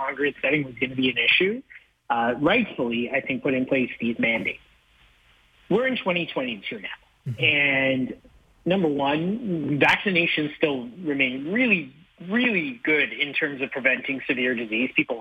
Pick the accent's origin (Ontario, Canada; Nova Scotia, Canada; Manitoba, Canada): Ontario, Canada; London; I grew up in London, Ontario